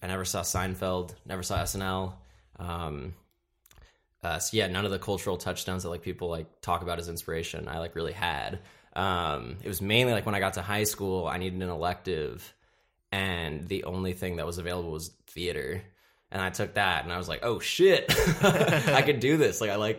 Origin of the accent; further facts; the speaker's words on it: Seattle, Washington, United States; born there; also born or lived in Chicago / Austin / Columbus / San Francisco; And I was born in Seattle, and then I moved to Chicago. My voice cracked. Then I moved to Austin, Texas, and then Columbus, Ohio, and then San Francisco.